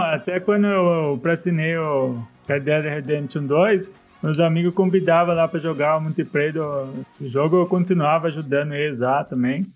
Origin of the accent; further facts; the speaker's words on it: Salto, São Paulo, Brazil; Ah, sou de Salto, São Paulo. Fica 100 km de São Paulo aqui